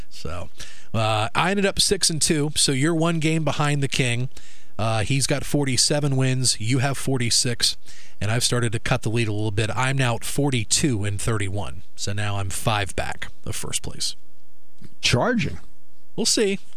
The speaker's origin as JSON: {"language": "English", "town": "Lock Haven", "region": "Pennsylvania", "country": "United States", "tie": "born or raised there", "said": "my hometown is 10 miles from Jersey Shore."}